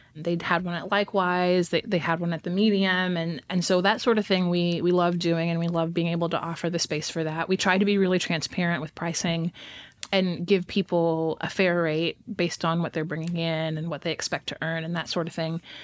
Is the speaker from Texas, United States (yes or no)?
yes; Texas, United States; now in Fayetteville, United States; I am from Texas.